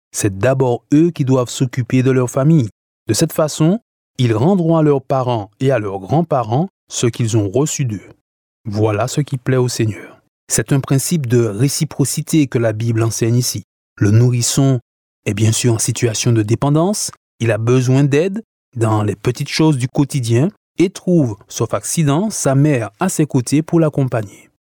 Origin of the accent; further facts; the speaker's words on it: Martinique; chez nous en Martinique